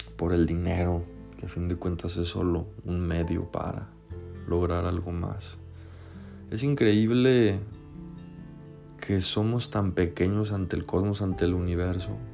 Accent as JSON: {"language": "Spanish", "country": "Mexico", "said": "Aquí localmente, en mi país México"}